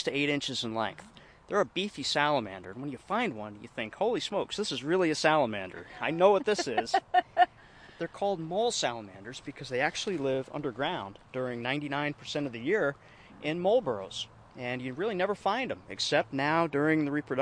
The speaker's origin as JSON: {"language": "English", "town": "Circleville", "region": "New York", "country": "United States", "tie": "born or raised there", "also_born_or_lived": "Sullivan County, New York"}